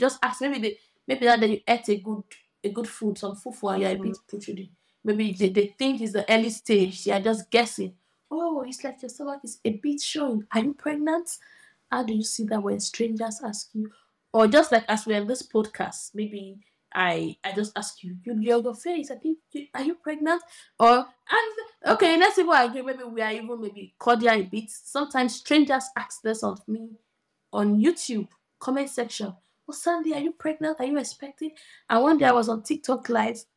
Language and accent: English; Nigeria; as a Nigerian girl